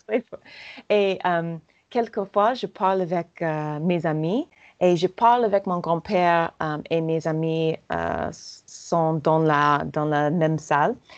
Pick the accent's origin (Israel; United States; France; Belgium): United States; accent: American; French is a second language; j'adore mon accent euh, américain